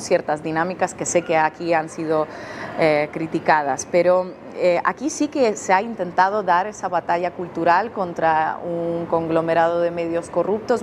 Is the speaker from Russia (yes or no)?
yes; Russia; Yo soy rusa